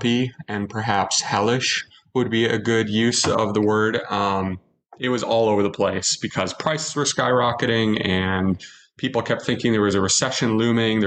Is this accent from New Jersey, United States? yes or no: no; Minnesota, United States; as a Minnesotan